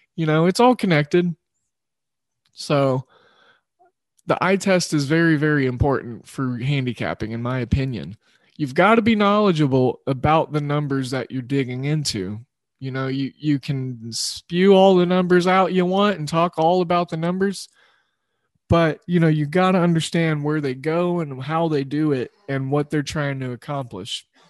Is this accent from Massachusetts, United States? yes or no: no; Oklahoma, United States; representing my home state of Oklahoma